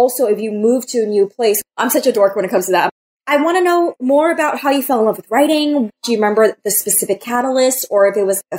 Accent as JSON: {"language": "English", "region": "New York", "country": "United States", "tie": "born or raised there", "said": "I was born in New York and I still can't acclimate to cold. And I got so spoiled moving out to LA and San Diego now."}